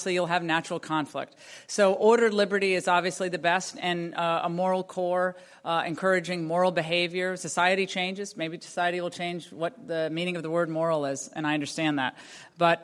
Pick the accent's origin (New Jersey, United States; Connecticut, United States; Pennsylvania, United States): Connecticut, United States; I was a kid growing up in Connecticut